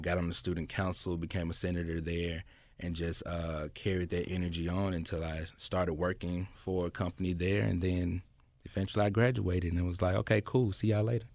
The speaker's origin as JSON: {"language": "English", "town": "Memphis", "region": "Tennessee", "country": "United States", "tie": "born or raised there", "said": "I grew up right there on Neely Road, uh, went to Graves Elementary"}